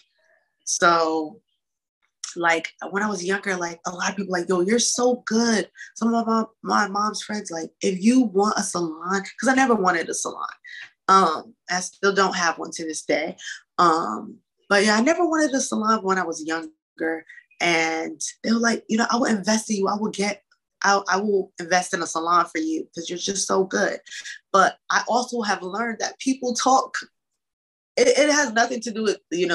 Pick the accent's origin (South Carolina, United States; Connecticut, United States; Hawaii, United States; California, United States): Connecticut, United States; Hartford; I grew up in Hartford